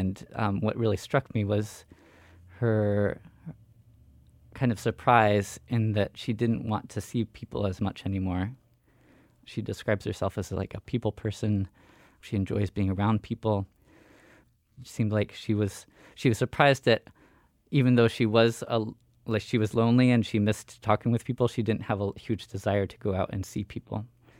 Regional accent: Sitka, Alaska, United States; I use masculine pronouns. I grew up here in Sitka. I was not born here, and currently I work at the library.

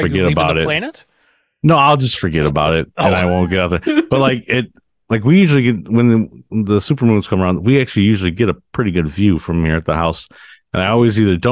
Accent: United States; we're all Americans

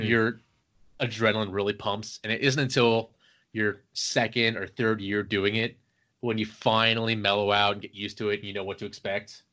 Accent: Cincinnati, Ohio, United States; moved away as an adult; also born or lived in Virginia; now in Maryland, United States; I am originally from Ohio, Cincinnati.

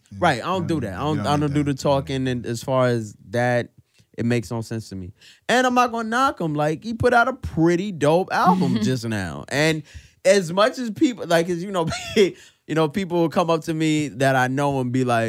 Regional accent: New York City, New York, United States; we're from Brooklyn

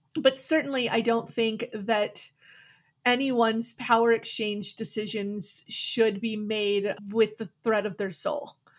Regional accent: Milwaukee, Wisconsin, United States; Back in the 90s, I was growing up in Milwaukee

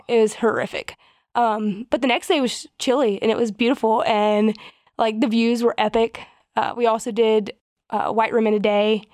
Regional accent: the South, United States; moved away; we're from the South and people are very, like, hospitable

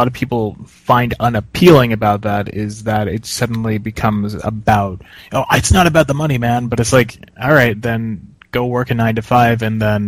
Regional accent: Philadelphia, Pennsylvania, United States; I'm from Philadelphia

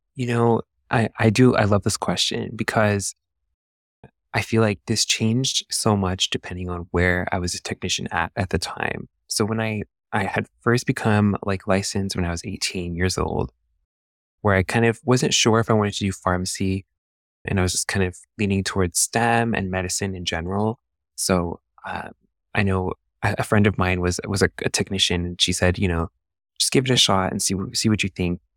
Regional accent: San Diego, California, United States; I'm a San Diego native, so I was born and raised here in San Diego

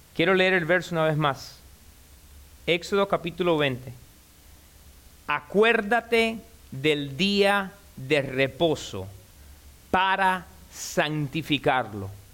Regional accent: Cuba; Y yo soy cubano, desde los 5 años tomo café con leche. En casa de mi abuelita

